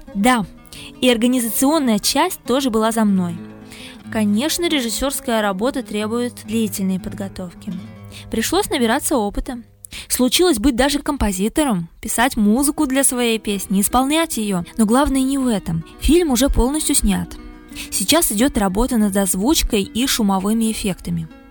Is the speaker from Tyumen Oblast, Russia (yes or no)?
yes; Yalutorovsk, Tyumen Oblast, Russia; also born or lived in Kazakhstan; Я родилась в Казахстане. В конце 90-х из-за ситуации в стране всей семьей с бабушкой, дедушкой, мамой перебрались в Тихий Елутровск, в Западную Сибирь